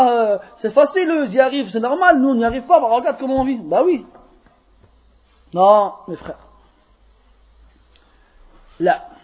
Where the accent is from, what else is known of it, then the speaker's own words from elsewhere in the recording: France; born there; Moi, je suis né comme vous en France. Et avant une douzaine d'années, je ne parlais pas un mot d'arabe.